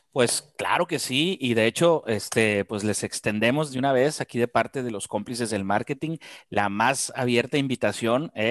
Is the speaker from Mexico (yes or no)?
yes; Sonora, Mexico; Venimos de Sonora, ¿no?